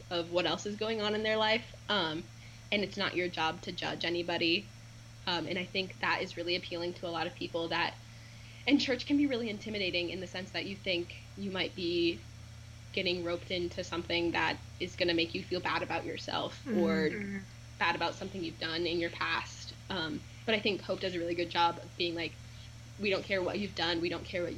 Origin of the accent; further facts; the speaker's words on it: West Des Moines, Iowa, United States; I'm from West Des Moines, Iowa